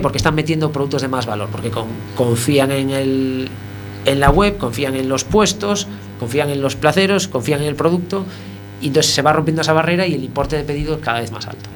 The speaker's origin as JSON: {"language": "Spanish", "town": "A Coruña", "region": "Galicia", "country": "Spain", "said": "somos de Coruña"}